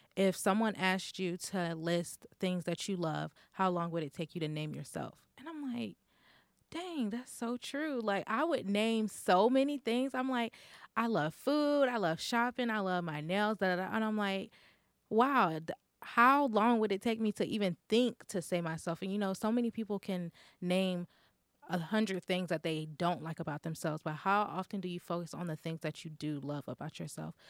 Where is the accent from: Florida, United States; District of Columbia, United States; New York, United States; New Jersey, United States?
Florida, United States; I'm from Florida and it's always hot